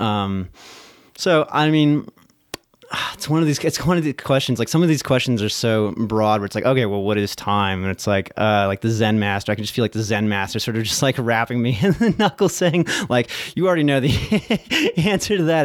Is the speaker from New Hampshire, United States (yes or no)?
no; Lexington, Virginia, United States; also born or lived in New Jersey; I was born in New Jersey, but I only lived there for, like, two years, but then I pretty much grew up in rural Virginia, Lexington